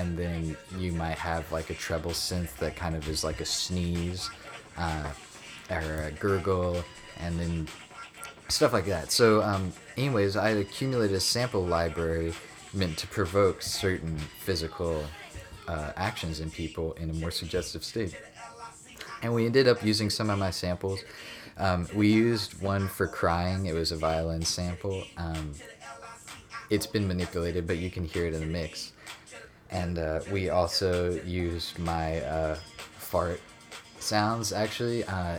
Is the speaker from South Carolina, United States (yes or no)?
yes; Seneca, South Carolina, United States; I'm from Seneca, North Carolina, if you even know where that is.